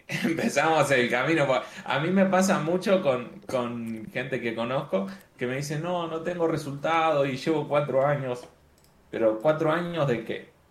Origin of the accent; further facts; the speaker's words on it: Argentina; now in Medellín, Colombia; soy argentino, ahora estoy viviendo en, en Medellín, Colombia